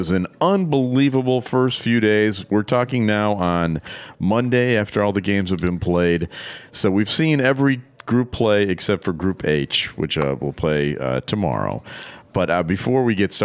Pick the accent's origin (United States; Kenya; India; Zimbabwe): United States; I'm saying this as an American, I'm a, German-American